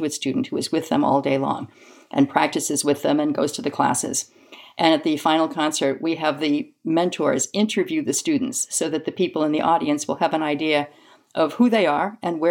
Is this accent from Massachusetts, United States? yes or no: yes; Lowell, Massachusetts, United States; moved away as an adult; now in Michigan, United States; I'm originally from the East Coast, from Lowell, Massachusetts